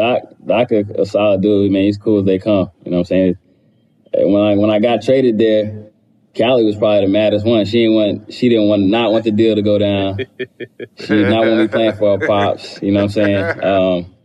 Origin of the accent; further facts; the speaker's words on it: Charlotte, North Carolina, United States; That stuff both of us had to deal with our whole life growing up in Charlotte, being son of an NBA player who played there for 10 years.